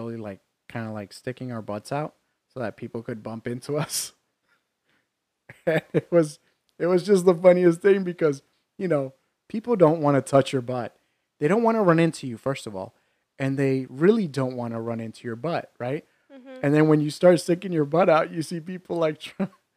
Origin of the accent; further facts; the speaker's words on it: New York, United States; When I was in high school, in growing up in New York